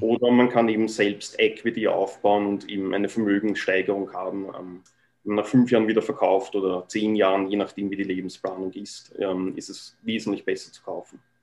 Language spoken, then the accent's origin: German; Vienna, Austria; moved away as an adult; now in Vancouver Island, Canada; ich bin in Wien geboren, ähm, bin dort zur Schule gegangen